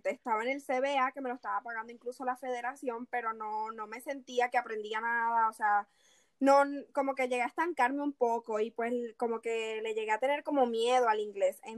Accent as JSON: {"language": "Spanish", "town": "Los Teques", "region": "Miranda", "country": "Venezuela", "moved": "yes", "lives_now": "Puerto Rico", "said": "realmente no tengo el acento venezolano, siento que he traicionado a mi patria y me encuentro en Puerto Rico. Este, ya llevo cuatro años aquí y pues como puedes notar, no tengo el acento venezolano, se me fue."}